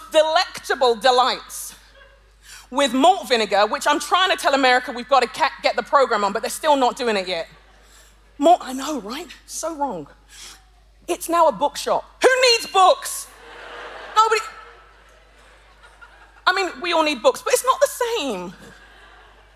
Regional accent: London, United Kingdom; I'm a Londoner by birth and conviction

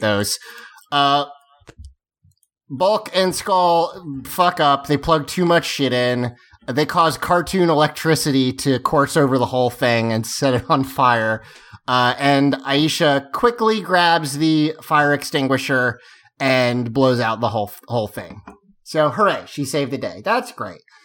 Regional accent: the Carolinas, United States; I'm from the Carolinas

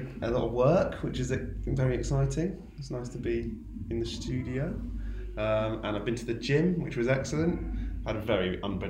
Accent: Torquay, South West England, United Kingdom; I'm from Devon.

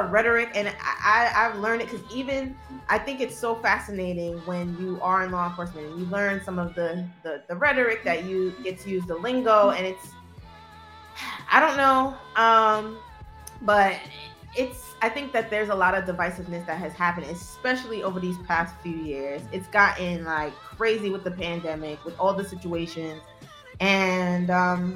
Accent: New York City, New York, United States; I come from Brooklyn. I'm not from Manhattan. I didn't grow up on the Upper East Side

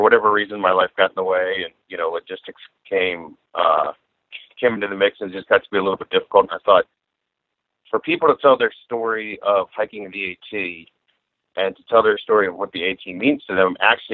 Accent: Atlanta, Georgia, United States; I'm from Atlanta, Georgia.

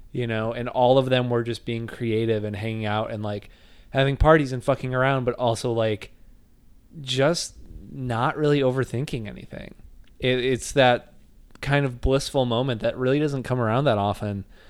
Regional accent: Northwest Indiana, United States; I was not from Chicago, but I'm from Northwest Indiana

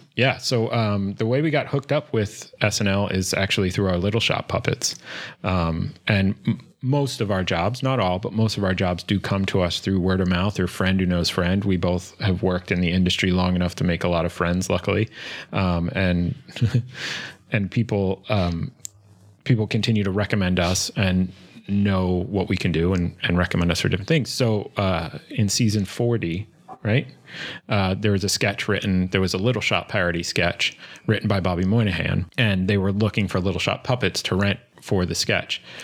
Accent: suburbs north of Philadelphia, Pennsylvania, United States; moved away as an adult; also born or lived in Brooklyn, New York; I grew up right outside Philly in the suburbs north of Philly

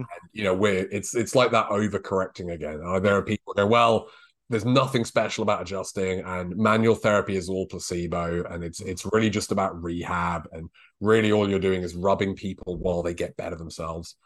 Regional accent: United Kingdom

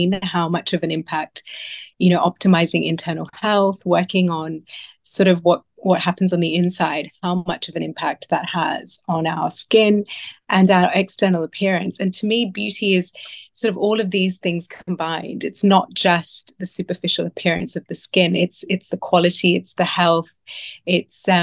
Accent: Sydney, New South Wales, Australia; now in London, United Kingdom; I was born in Sydney

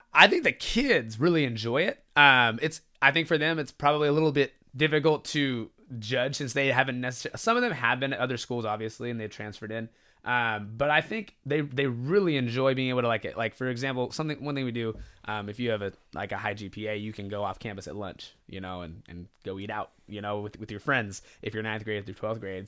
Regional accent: Stockton, California, United States; also born or lived in Greenwood, Mississippi; trickling back to home, to, to Stockton, to my hometown

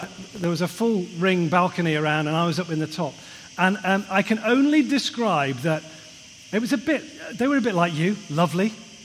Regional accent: Liverpool, North West England, United Kingdom; moved away; I'm a Scouser originally

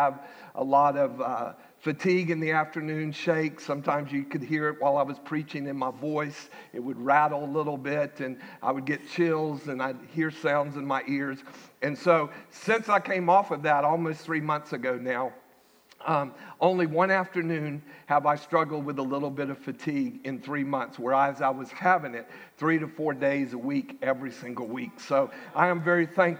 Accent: Winter Haven, Florida, United States; moved away; Winter Haven, my hometown

